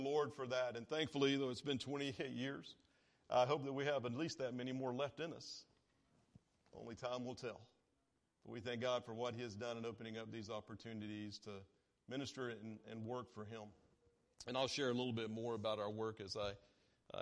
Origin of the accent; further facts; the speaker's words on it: Durant, Oklahoma, United States; moved away as an adult; also born or lived in Philippines; now in Manila, Philippines; I grew up right here in Durant on Blunt Road